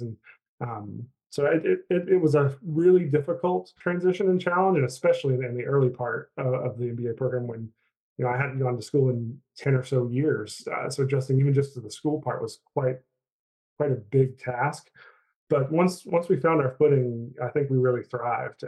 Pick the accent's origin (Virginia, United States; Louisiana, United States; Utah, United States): Virginia, United States; Chilhowie; moved away as an adult; also born or lived in North Carolina / Kansas City; now in Charlottesville, United States; I'm um, from a little tiny town in Southwest Virginia called Chilhowie